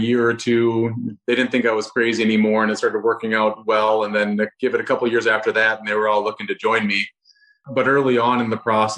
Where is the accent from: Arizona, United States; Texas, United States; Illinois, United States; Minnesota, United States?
Minnesota, United States; Rochester; Rochester, Minnesota, so my hometown